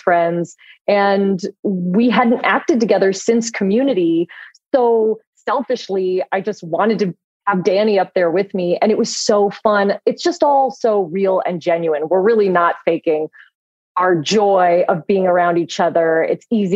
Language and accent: English; Los Angeles, California, United States; I'm born and raised in Los Angeles and I still live here